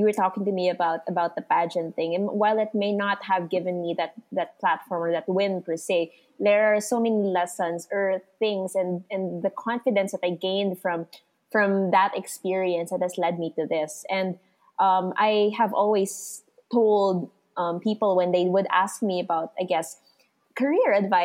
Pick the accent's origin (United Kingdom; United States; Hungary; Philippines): Philippines; Santa Rosa, Calabarzon; I'm from Santa Rosa, Laguna